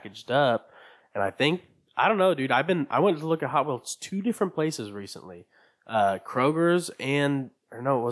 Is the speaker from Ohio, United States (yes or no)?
yes; Hamilton, Ohio, United States; I was born in Hamilton, Ohio